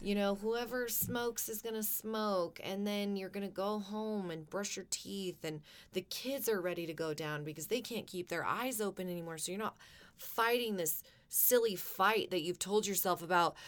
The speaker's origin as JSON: {"language": "English", "country": "United States", "said": "I love being an American"}